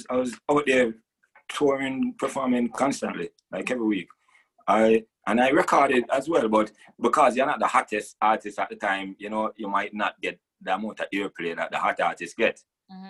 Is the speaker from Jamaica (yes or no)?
yes; Jamaica; Growing up in Jamaica, Rastafari is everywhere